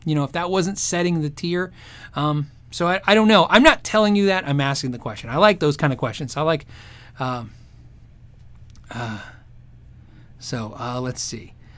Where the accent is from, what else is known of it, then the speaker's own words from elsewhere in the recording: Tucson, Arizona, United States; I grew up in Tucson